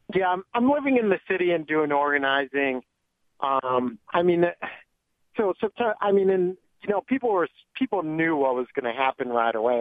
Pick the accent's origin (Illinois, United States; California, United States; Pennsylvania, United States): Illinois, United States; Joliet; I am in Joliet, Illinois, my hometown